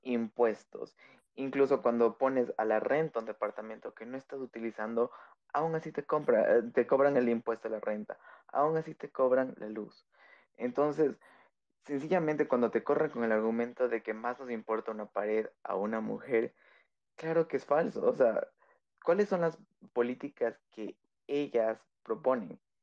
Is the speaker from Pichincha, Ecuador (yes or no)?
yes; Quito, Pichincha, Ecuador; soy de Tequito, capitalino